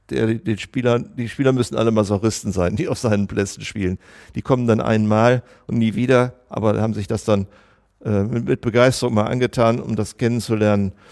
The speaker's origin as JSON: {"language": "German", "town": "Münster", "region": "North Rhine-Westphalia", "country": "Germany", "said": "ich komme aus Münster."}